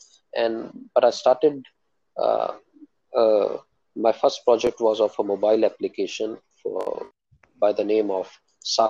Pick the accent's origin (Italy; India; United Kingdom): India; Jalandhar, Punjab; moved away as an adult; also born or lived in Amritsar / Rohtak; now in Bahrain; I'm born and brought up in Punjab, Jalandhar